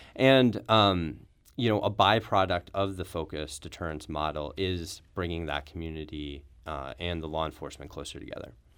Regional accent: Brentwood, Missouri, United States; also born or lived in Chicago, United States; I grew up in Brentwood, just outside the city of Saint Louis

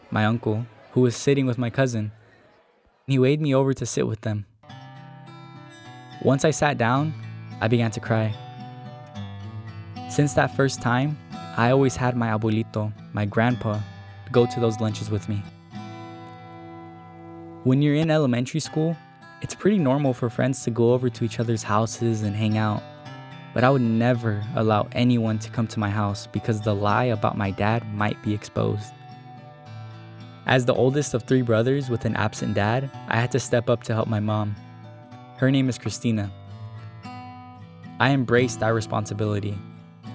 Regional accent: Springdale, Arkansas, United States; My hometown of Springdale, Arkansas, is your prototypical American suburban city

